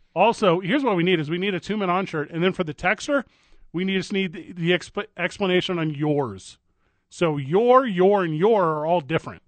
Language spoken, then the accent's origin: English; St. Louis, Missouri, United States; That's my hometown, my hometown baseball